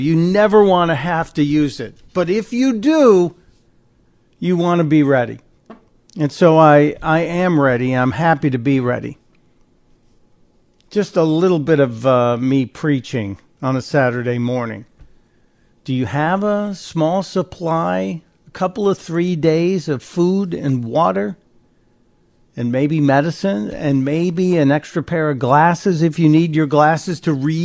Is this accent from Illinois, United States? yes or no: yes; Chicago, Illinois, United States; I grew up on the south side of Chicago, and then my family moved to the near north suburbs